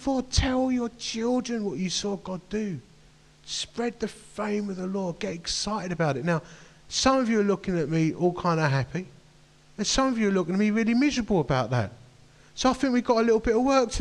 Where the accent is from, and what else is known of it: United Kingdom